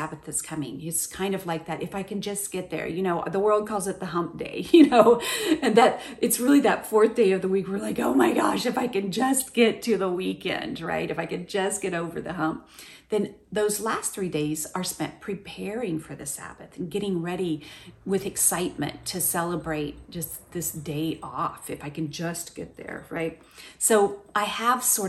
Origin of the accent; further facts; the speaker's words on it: Oklahoma, United States; moved away; the same tree that we had in my front yard growing up in Oklahoma